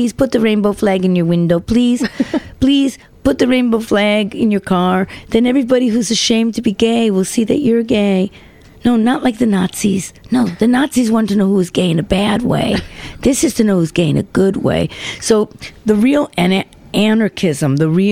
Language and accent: English; New York City, New York, United States; also born or lived in Amsterdam / Ibiza / Melbourne; I'm a New Yorker